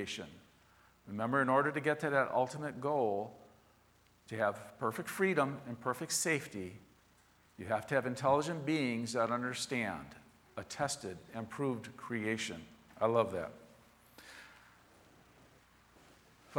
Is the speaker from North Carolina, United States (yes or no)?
no; Chicago, Illinois, United States; the neighborhood I grew up in Southwest Chicago